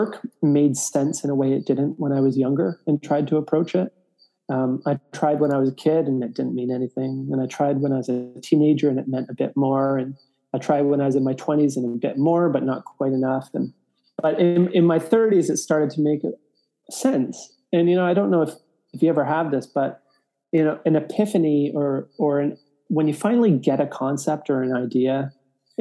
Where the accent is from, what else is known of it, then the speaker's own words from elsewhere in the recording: Toronto, Ontario, Canada; now in Prince Edward County, Canada; I was born and raised in Toronto, but in my late teens moved with my parents to a place called Prince Edward County